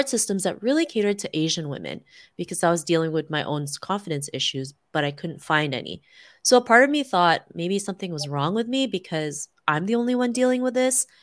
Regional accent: Toronto, Ontario, Canada; growing up in Toronto, Canada

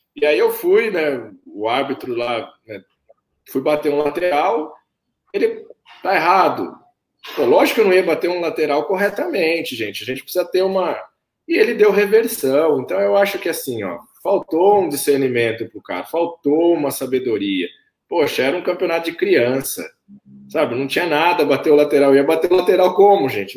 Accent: Camanducaia, Minas Gerais, Brazil; also born or lived in Campinas; now in Bragança Paulista, Brazil; eu cresci ali em Camanducaia, desenvolvi ali

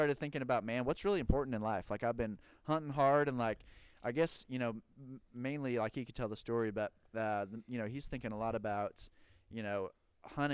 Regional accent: Kansas, United States; moved away as an adult; now in Memphis, United States; I'm originally from Kansas, but been in Memphis for about 6 years

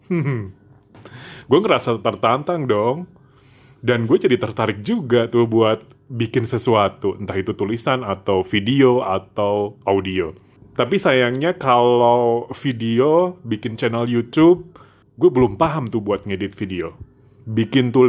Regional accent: Tasikmalaya, West Java, Indonesia; pendengar terbanyak gue justru bukan dari daerah gue di Jawa Barat

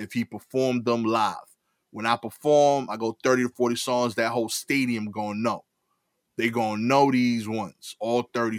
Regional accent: New York, United States; As a New Yorker

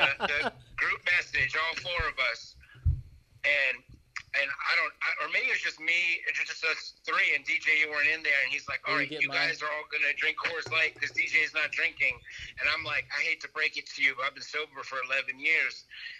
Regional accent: Maryland, United States; I'm from Maryland.

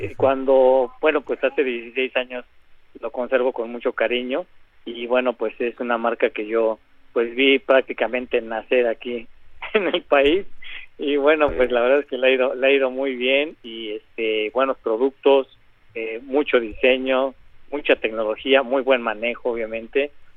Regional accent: Mexico; somos mexicanos

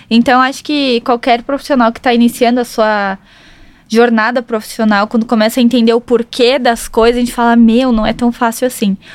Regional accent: South Region, Brazil; Ela vai ter certeza que eu sou do Sul, todo mundo do Sul tem nome composto.

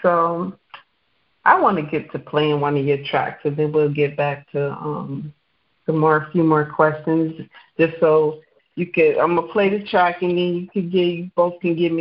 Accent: upstate New York, United States; moved away as an adult; now in Georgia, United States; I'm not from New York City. I'm from upstate New York, and I do see that. I mean, I was in New York my whole life

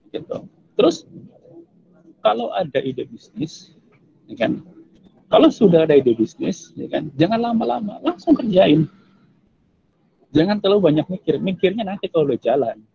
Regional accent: Cilacap, Central Java, Indonesia; saya aslinya Cilacap saya dari Cilacap

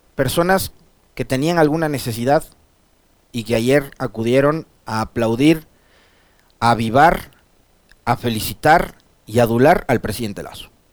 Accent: San Miguel, Bolívar, Ecuador; yo no soy de Guaranda, mi familia tampoco, somos de San Miguel pero sí de la provincia de Bolívar

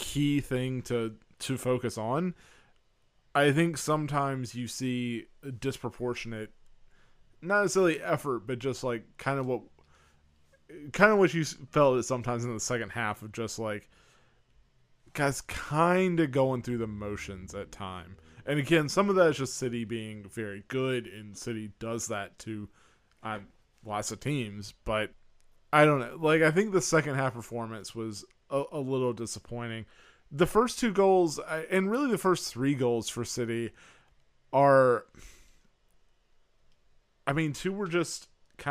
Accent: United States; as an American

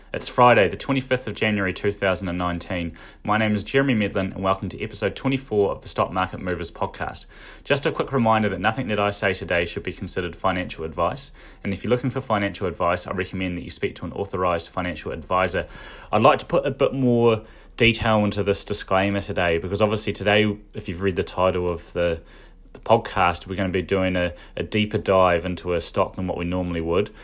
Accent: Dunedin, Otago, New Zealand; also born or lived in United Kingdom; I knew some alcoholics when I was growing up in Dunedin

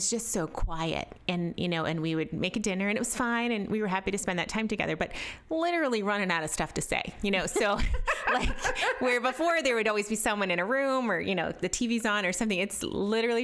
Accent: Canton, Ohio, United States; I'm from Canton, Ohio.

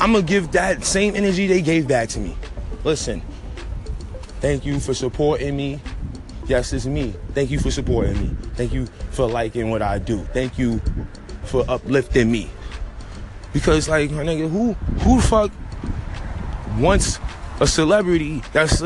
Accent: New York City, New York, United States; I'm from Harlem. We in Harlem

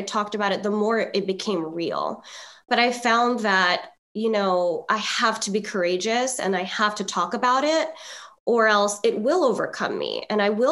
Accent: Philippines; I'm Filipino

